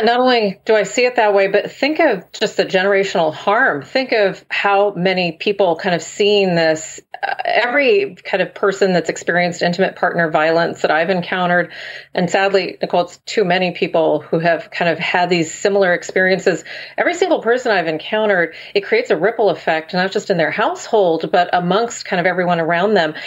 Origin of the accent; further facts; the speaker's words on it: Texas, United States; the state, my home state, the, the state that did not expand Medicaid